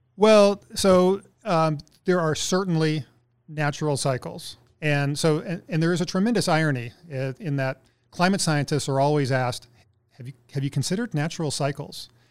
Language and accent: English; Texas, United States; moved away as an adult; now in Anchorage, United States; I'm originally from Texas, but I've been here for about seventeen years now